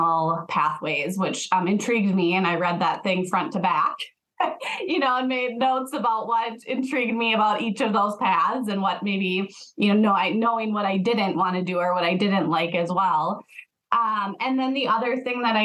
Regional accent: Rochester, Minnesota, United States; I grew up in Rochester, Minnesota, so home of the Mayo Clinic

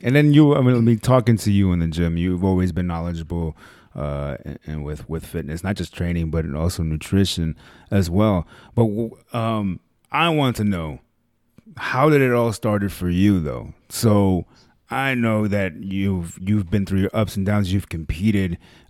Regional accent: Los Angeles, California, United States; born there; I was born there.

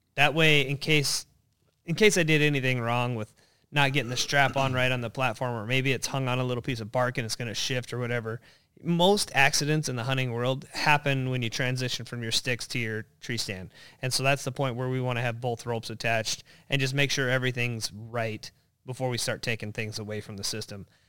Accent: North Idaho, United States; moved away as an adult; now in Minnesota, United States; I grew up in North Idaho, uh, but then right around, uh, ninety-four-ish, I moved out here to go to college and have been a Minnesota resident, uh, ever since

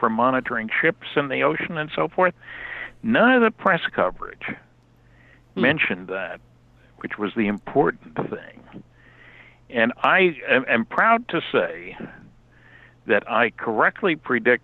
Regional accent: United States; moved away as an adult; also born or lived in California; now in Fredericton, Canada; I grew up in the United States. I didn't move here until 36 years ago.

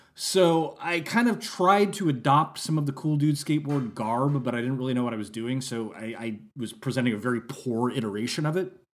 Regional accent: Santa Rosa, California, United States; I had gone to a school in Santa Rosa, California for fourth and fifth grade, and then we moved, and I was going to a new school for sixth grade

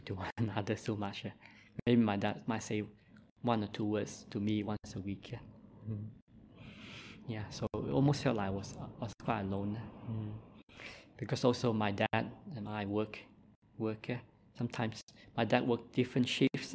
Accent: Christmas Island; accent: Malaysian; English is a second language; moved away as an adult; also born or lived in Malaysia / Perth, Australia; now in Victoria, Australia; I also grew up on the mines on Christmas Island, so I was a Christmas Islander.

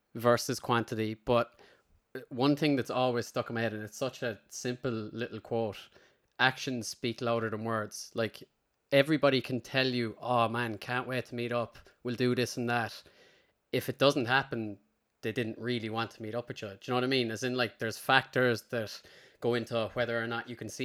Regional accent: Limerick, Munster, Ireland; I grew up in Limerick

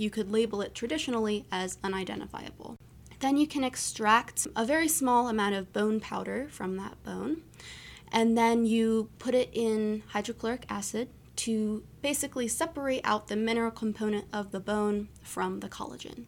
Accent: East Coast, United States; moved away; also born or lived in Maryland; I'm from the East Coast

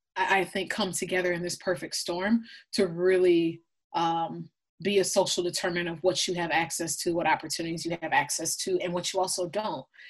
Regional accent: Blaine, Minnesota, United States; I, I, was born and raised in, in, Minneapolis, Minnesota, specifically Blaine, Minnesota, which is a small, predominantly white suburb um, of Minneapolis.

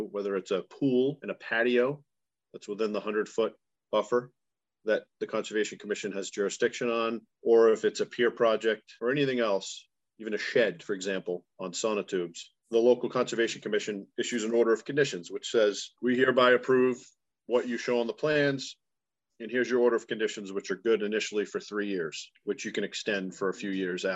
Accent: Duxbury, Massachusetts, United States; I grew up in Duxbury

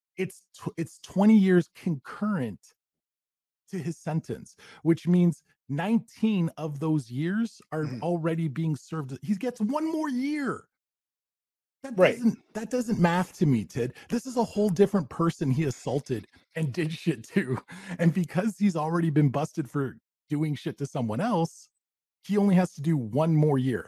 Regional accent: Canada; we're up in Canada. I am Canadian

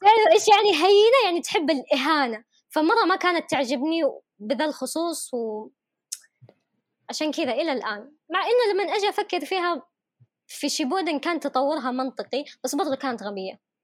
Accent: Yemen; accent: Yemeni; انا كيمنيه

